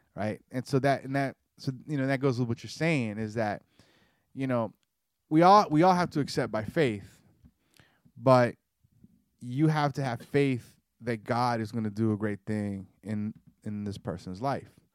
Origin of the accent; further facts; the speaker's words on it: Georgia, United States; also born or lived in Caribbean; I grew up in Georgia